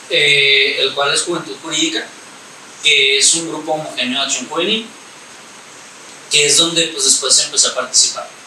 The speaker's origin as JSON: {"language": "Spanish", "town": "Ciudad Juárez", "region": "Chihuahua", "country": "Mexico", "said": "tengo 21 años y soy de Ciudad Juárez, Chihuahua."}